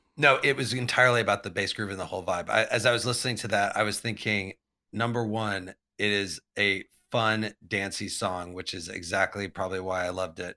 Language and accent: English; Champaign, Illinois, United States; I grew up in, uh, Champaign, Urbana, Illinois, which is right in the middle of Illinois.